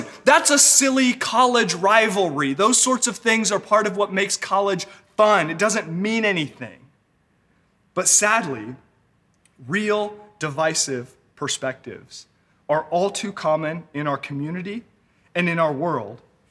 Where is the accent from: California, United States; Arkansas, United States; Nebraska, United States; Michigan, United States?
California, United States; Northern; also born or lived in Los Angeles; I was raised here in Northern California.